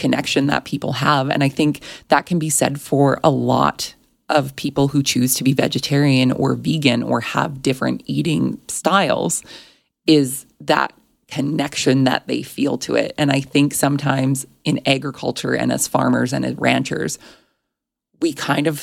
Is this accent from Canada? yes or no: yes; Alberta, Canada; I grew up in Alberta. We are known for Alberta beef